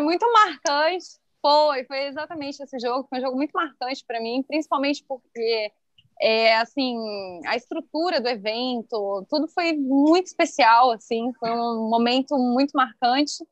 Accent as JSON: {"language": "Portuguese", "town": "Criciúma", "region": "Santa Catarina", "country": "Brazil", "tie": "born or raised there", "moved": "yes", "said": "eu morava em Criciúma"}